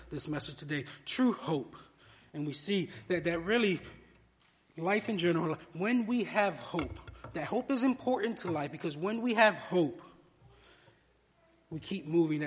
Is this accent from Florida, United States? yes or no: yes; Miami, Florida, United States; moved away as an adult; I spent the first 22 years of my life growing up in Miami